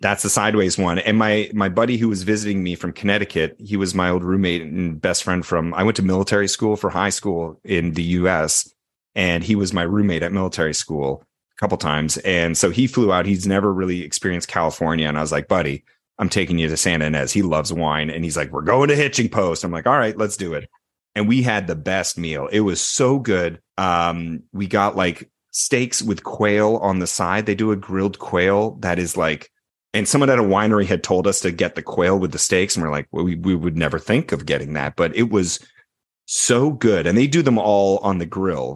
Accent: Canada; I am Canadian

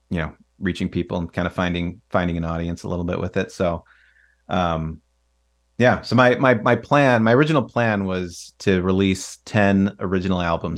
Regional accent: Chicago, Illinois, United States; I grew up in the Chicagoland area, but my mom's parents lived in Arizona.

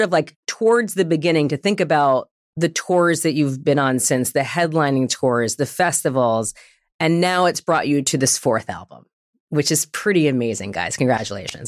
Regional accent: New York, United States; now in Los Angeles, United States; I'm from New York, but at the time I was already living in Los Angeles

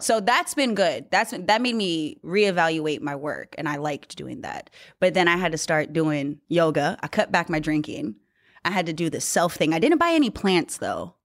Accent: Newman, California, United States; moved away; I grew up in Newman

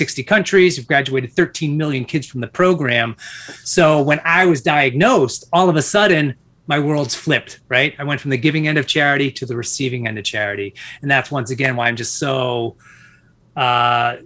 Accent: Massachusetts, United States; born and raised in Massachusetts

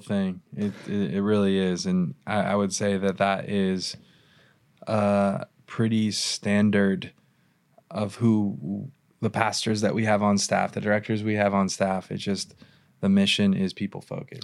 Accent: Irvine, California, United States; I grew up in Irvine

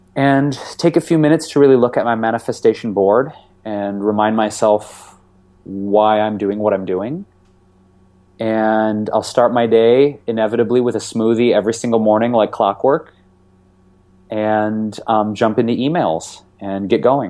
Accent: Detroit, Michigan, United States; growing up in Detroit

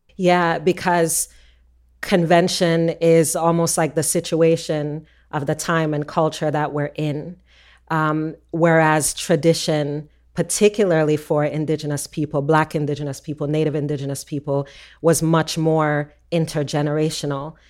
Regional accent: Jamaica; moved away; we're Jamaican

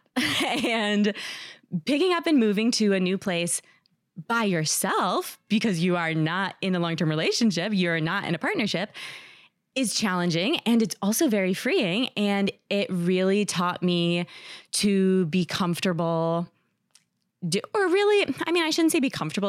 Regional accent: New Jersey, United States; now in New York City, United States; I live in New York City, and I'm from New Jersey

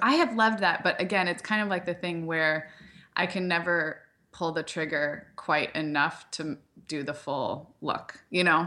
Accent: Santa Barbara, California, United States; moved away; also born or lived in Chicago; I grew up in Santa Barbara where there's, like, there was, like, a good grunge and, like, vintage scene

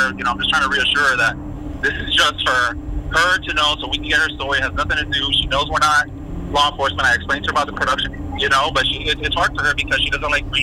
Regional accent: Miami, Florida, United States; I was like, I'm actually from Miami, but I just want to let you know, you know.

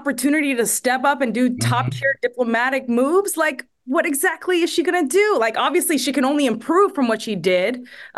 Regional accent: United States; as an American

